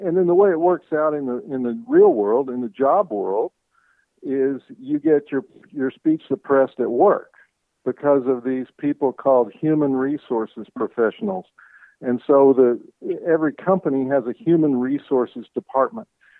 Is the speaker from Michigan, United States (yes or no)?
no; Arkansas, United States; I grew up in Arkansas